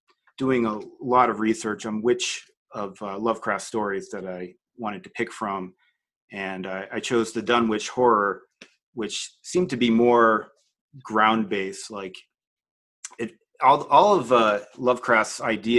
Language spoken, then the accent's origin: English; Massachusetts, United States; moved away as an adult; also born or lived in Florida, United States; now in Los Angeles, United States; I'm originally from Massachusetts, but have been living in LA for about 20 years now